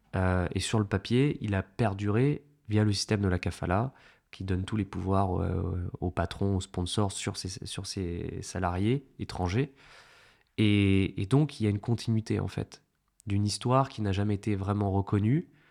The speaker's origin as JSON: {"language": "French", "country": "France", "said": "en tant que Français"}